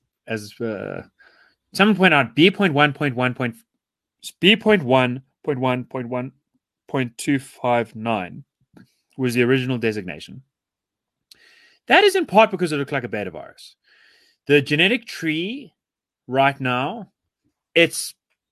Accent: South Africa; As South African citizens

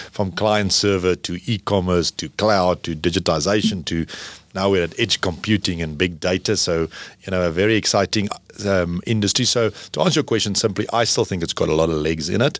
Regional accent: South Africa; as a South African

